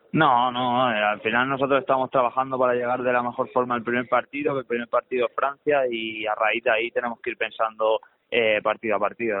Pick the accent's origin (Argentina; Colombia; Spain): Spain; Santa Coloma de Gramenet, Catalonia; nos criamos ahí en Santa Coloma